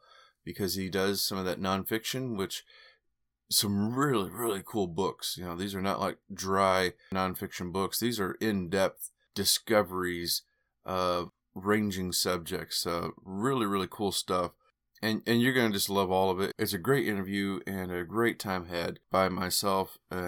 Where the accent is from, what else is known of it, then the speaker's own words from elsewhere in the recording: Missouri, United States; I'm a native Missourian